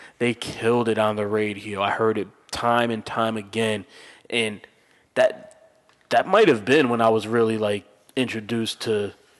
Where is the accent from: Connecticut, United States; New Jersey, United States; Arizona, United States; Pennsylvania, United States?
Connecticut, United States; growing up in Connecticut, we did not have a hip hop station